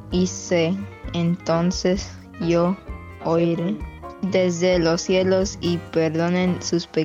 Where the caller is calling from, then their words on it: Kentucky, United States; Saludos desde Kentucky.